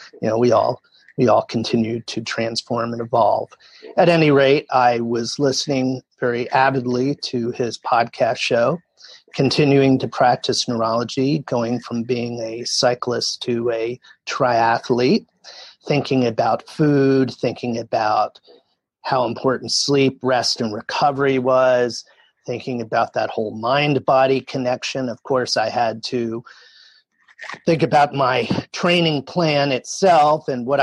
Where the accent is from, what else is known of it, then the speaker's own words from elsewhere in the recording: New Jersey, United States; I grew up in New Jersey